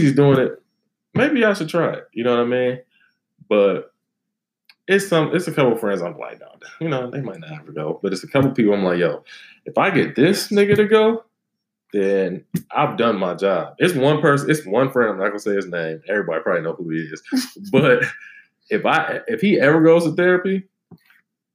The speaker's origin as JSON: {"language": "English", "town": "Cleveland Heights", "region": "Ohio", "country": "United States", "moved": "as an adult", "lives_now": "Los Angeles, United States", "said": "I'm from Cleveland, you know what I mean? Cleveland Heights"}